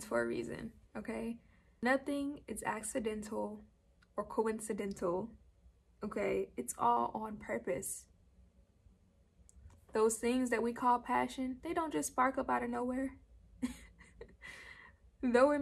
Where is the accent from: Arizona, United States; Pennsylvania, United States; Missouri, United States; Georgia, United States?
Georgia, United States; I am from Georgia